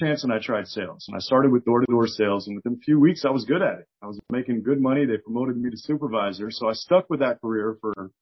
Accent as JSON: {"language": "English", "region": "South Florida", "country": "United States", "tie": "born or raised there", "said": "I grew up in South Florida"}